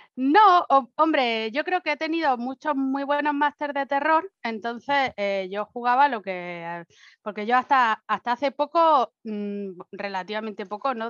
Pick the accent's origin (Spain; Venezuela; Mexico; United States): Spain; moved away as an adult; now in Germany; me fui de España